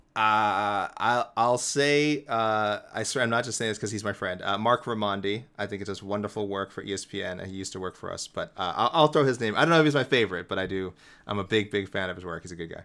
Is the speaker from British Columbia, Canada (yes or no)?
no; Toronto, Ontario, Canada; my hometown Toronto Blue Jays